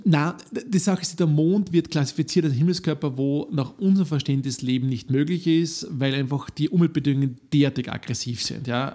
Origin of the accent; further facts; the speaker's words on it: Upper Austria, Austria; ich bin Oberösterreicher